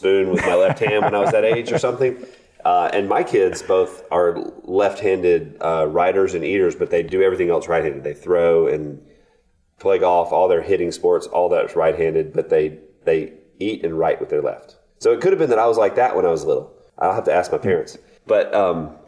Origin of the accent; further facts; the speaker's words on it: Florence, Alabama, United States; moved away; my hometown of Florence, Alabama